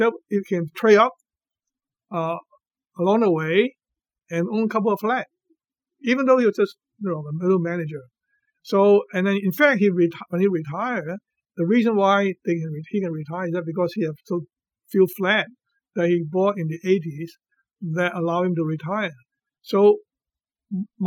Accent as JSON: {"language": "English", "country": "Hong Kong", "also_born_or_lived": "United States", "moved": "as an adult", "said": "I left Hong Kong very young, 18 years old, and I spent the next 40 years in America"}